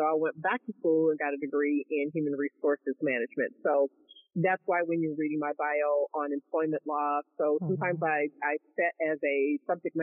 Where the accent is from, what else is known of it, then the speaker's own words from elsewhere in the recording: Kansas City, United States; moved away as an adult; now in Dallas-Fort Worth, United States; born and raised in Kansas City